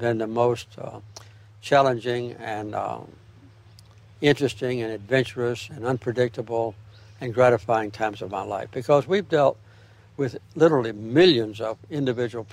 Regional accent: Archery, Georgia, United States; also born or lived in Plains, Georgia; It was the only church in Archery where I lived

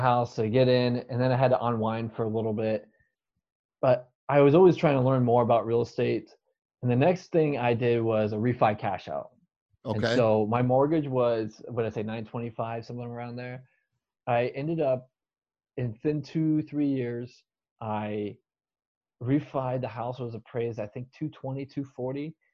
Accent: Tempe, Arizona, United States; I'm born and raised in Tempe, Arizona

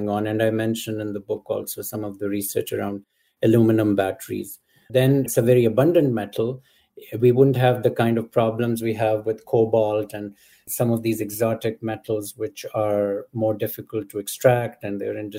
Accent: Pakistan; moved away; Growing up in Pakistan

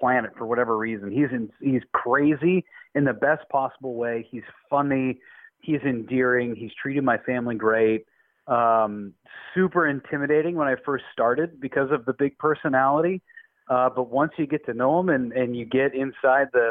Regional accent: Sacramento, California, United States; moved away as an adult; also born or lived in Orange County, California; now in Wisconsin, United States; Sacramento, born and raised

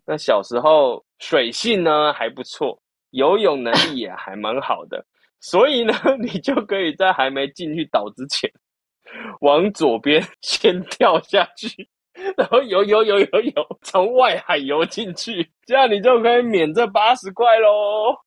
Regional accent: Keelung, Taiwan; moved away; 我老家基隆嘛，我就有回基隆的时候

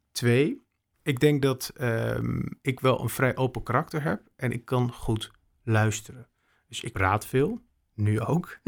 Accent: Bussum, North Holland, Netherlands; moved away as an adult; also born or lived in Maastricht / Utrecht; Ik heb Friese roots, maar ik ben opgegroeid in Bussum

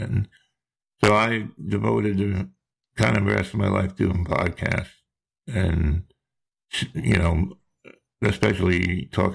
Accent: New Jersey, United States; now in Charleston, United States; I live down in Charleston, South Carolina, but I'm from New Jersey. That you might recognize my accent.

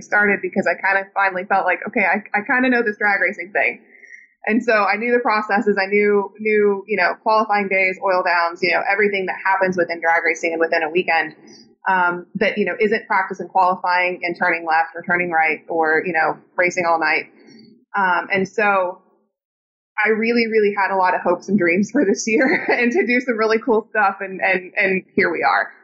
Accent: Indiana, United States; growing up in Indiana

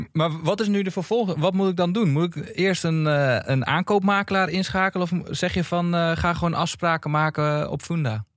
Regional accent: Meppel, Drenthe, Netherlands; now in Amsterdam, Netherlands; in het dorpje waar ik vandaan kom

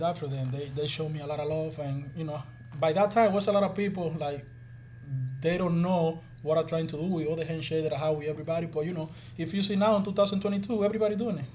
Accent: Dominican Republic; moved away; I do a lot of stuff there in my, in my, in my hometown

